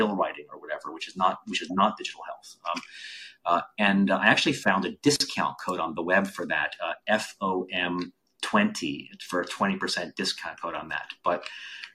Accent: Boston, Massachusetts, United States; Boston, my hometown

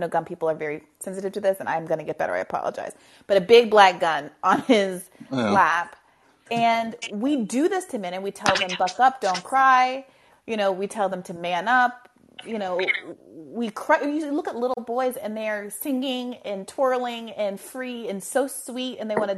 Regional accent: New York, United States; as a New Yorker

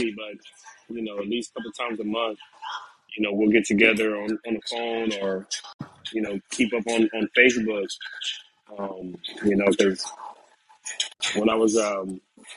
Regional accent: Ohio, United States; now in Georgia, United States; we're all from Ohio

